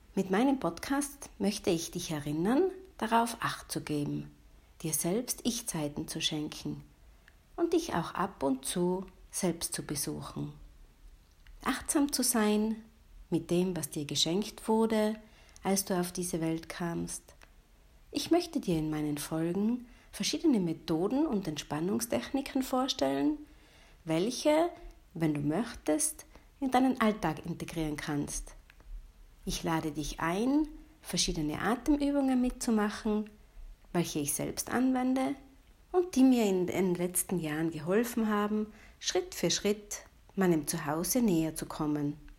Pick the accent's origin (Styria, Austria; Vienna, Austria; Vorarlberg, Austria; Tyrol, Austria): Tyrol, Austria; gebe hier in meiner Heimat in der schönen Bergwelt von Tirol Kurse